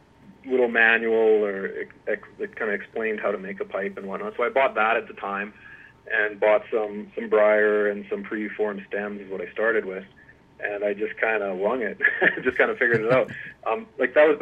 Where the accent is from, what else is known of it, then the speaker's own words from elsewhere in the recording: Lloydminster, Canada; now in Edmonton, Canada; I grew up on a farm south of Lloydminster